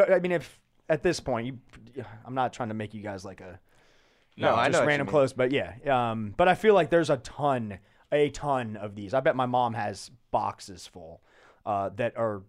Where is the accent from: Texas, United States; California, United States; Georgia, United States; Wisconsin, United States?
Georgia, United States; Atlanta; See, I grew up in Atlanta in the 90s and went to college in the early 2000s.